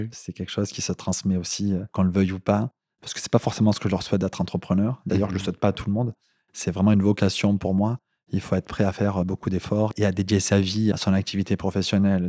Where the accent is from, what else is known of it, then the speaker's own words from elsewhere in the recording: south of France, France; accent: southern French; comme tu l'as peut-être reconnu à mon accent, je viens du, sud de la France.